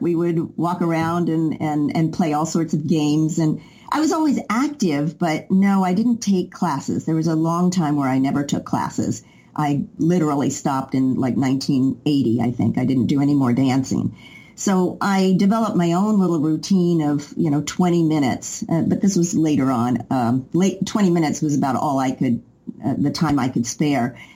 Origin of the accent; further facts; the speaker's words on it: Knoxville, Tennessee, United States; moved away as an adult; also born or lived in New York; I moved to New York when I was 20 from Knoxville, Tennessee